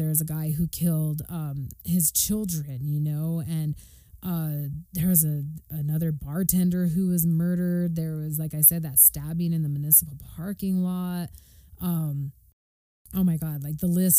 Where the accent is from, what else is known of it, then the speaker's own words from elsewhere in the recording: Arroyo Seco, New Mexico, United States; I grew up in Arroyo Seco, and I grew up in a house that's one of the oldest houses